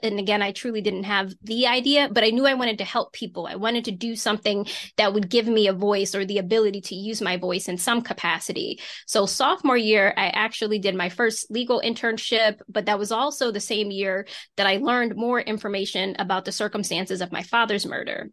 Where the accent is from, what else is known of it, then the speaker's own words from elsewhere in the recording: Reading, Pennsylvania, United States; also born or lived in Philadelphia, Pennsylvania; That's where I'm originally from, but I was born in Philadelphia, Pennsylvania. So, we grew up in Reading and we moved to the suburbs